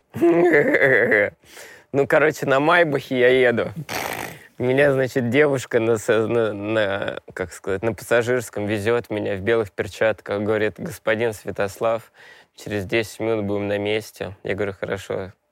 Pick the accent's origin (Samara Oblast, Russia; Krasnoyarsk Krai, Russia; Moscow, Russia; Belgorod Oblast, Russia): Moscow, Russia; Я москвич